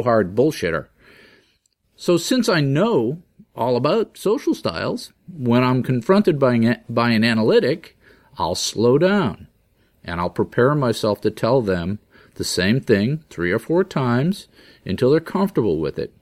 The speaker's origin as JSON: {"language": "English", "region": "Massachusetts", "country": "United States", "said": "I'm from Massachusetts and it's just a different mindset"}